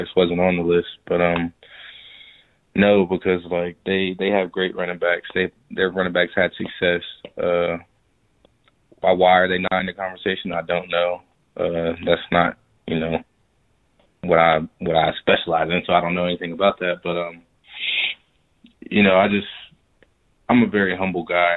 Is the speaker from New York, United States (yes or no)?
no; Riverdale, Georgia, United States; I'm from Riverdale too